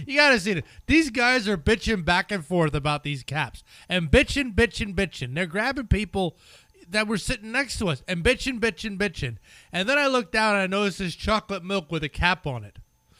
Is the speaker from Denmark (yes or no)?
yes; Denmark; English is a second language; look, I am from Denmark. I'm a Danish.